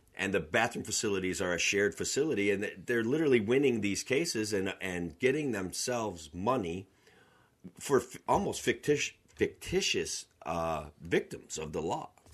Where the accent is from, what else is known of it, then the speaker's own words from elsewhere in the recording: Otsego County, Central New York, United States; I'm from Otsego County. It's a, a approximately sixty thousand people. Central New York, Cooperstown, the home of baseball, that's where I'm from.